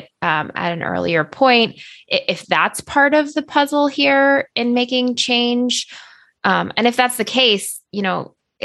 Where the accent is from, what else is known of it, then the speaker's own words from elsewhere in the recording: United States; as an American millennial